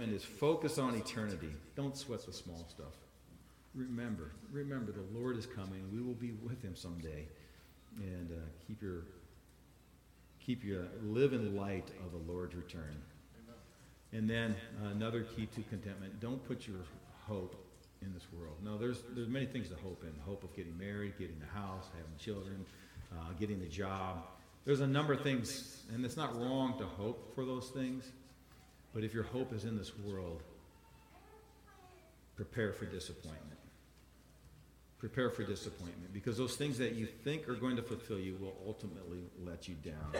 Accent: Iowa, United States; I'm from Iowa

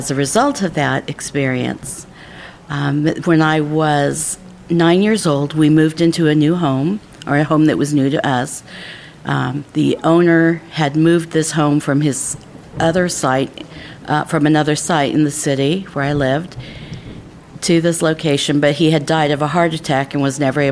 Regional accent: Martinez, California, United States; I'm from Martinez, California.

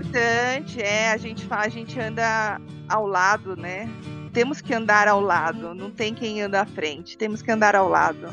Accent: São Paulo, Brazil; sou paulistana aqui da capital de São Paulo, né? É. São Paulo mesmo

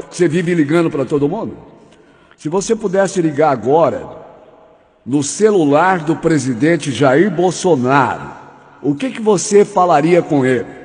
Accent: Paraíba, Brazil; now in Curitiba, Brazil; Eu sou paraibano com muito orgulho.

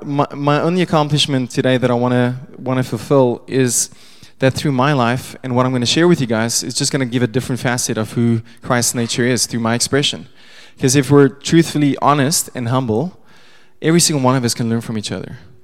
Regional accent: Pretoria, Gauteng, South Africa; first language Afrikaans; English is a second language; I was born in Pretoria, grew up Afrikaans

